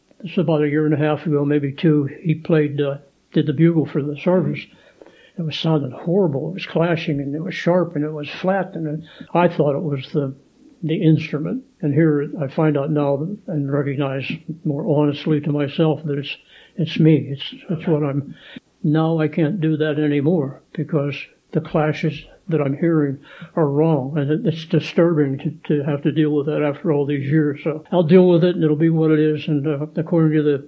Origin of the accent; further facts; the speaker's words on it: Turtle Creek, Pennsylvania, United States; I'm a kid from Turtle Creek, Pennsylvania.